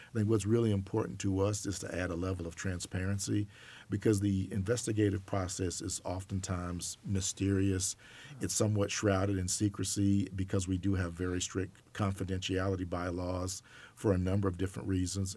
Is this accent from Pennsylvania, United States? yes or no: no; Auburn, Alabama, United States; moved away as an adult; also born or lived in New York; I grew up in Auburn, Alabama.